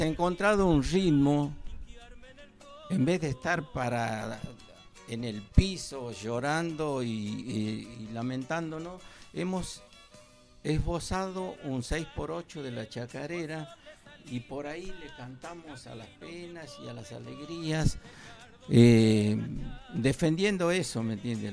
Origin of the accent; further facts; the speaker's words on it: Santiago del Estero, Argentina; santiagueño también